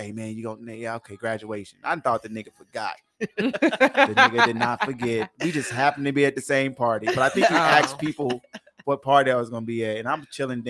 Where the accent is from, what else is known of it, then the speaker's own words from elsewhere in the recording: Las Vegas, Nevada, United States; I'm West Side too. 1023 Weaver Street.